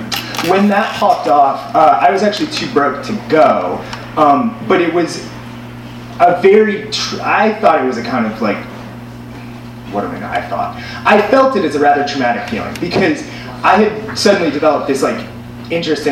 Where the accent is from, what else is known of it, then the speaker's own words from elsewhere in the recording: the East, East Coast, United States; moved away as an adult; now in Los Angeles, United States; I grew up in the East